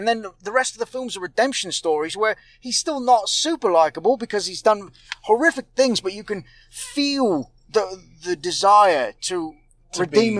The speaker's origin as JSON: {"language": "English", "country": "United Kingdom", "said": "Actually, I'm from Britain. But I'm playing American for parts of this film."}